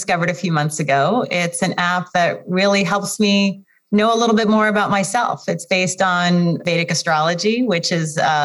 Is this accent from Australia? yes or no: no; Kharkiv, Kharkiv Oblast, Ukraine; I was born in Kharkiv, Ukraine